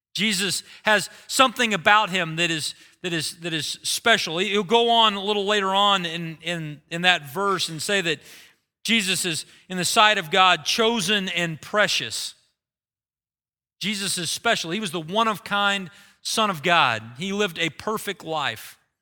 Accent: United States; We have lived our lives as American Christians

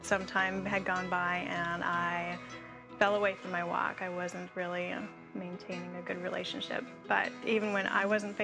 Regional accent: Alaska, United States; moved away as an adult; now in Oklahoma, United States; New to Oklahoma, I am temporarily dislocated from Alaska. I say dislocated because that will always be my home.

